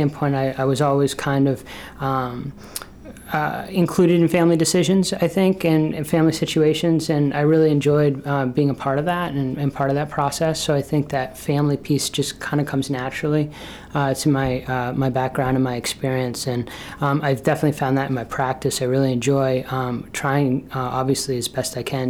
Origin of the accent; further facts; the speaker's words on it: Burlington, Vermont, United States; moved away as an adult; now in Brunswick, United States; I grew up in Burlington, Vermont